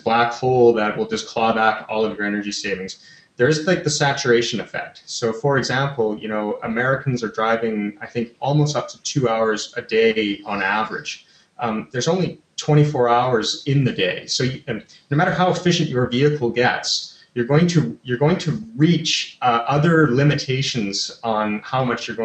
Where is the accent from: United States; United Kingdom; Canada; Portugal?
Canada; I'm Canadian